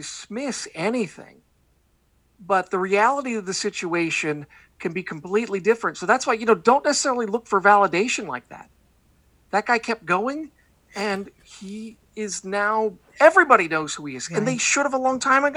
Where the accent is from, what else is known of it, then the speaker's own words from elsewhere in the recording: the Northwest, Pacific Northwest, United States; I do a show called the Portland WrestleCast because I grew up in the Northwest